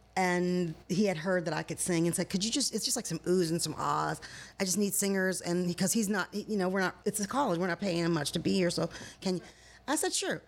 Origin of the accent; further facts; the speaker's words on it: Michigan, United States; moved away as an adult; now in California, United States; where I grew up in Michigan was a vacation spot for Al Capone because it was my hometown is 30 minutes directly across Lake Michigan from Chicago